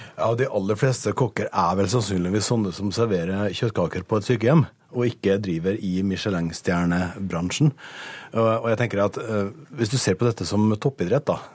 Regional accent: Møre og Romsdal, Norway; jeg kommer fra Møre og Romsdal

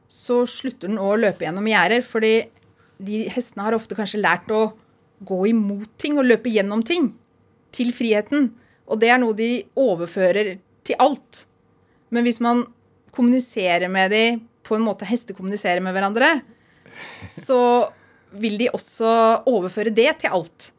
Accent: Oslo, Norway; moved away as an adult; also born or lived in Iceland; now in Tynset, Norway; jeg kommer fra Oslo opprinnelig

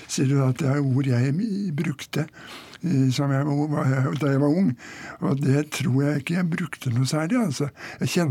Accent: Bærum, Akershus, Norway; Jeg vokste opp i Bærum.

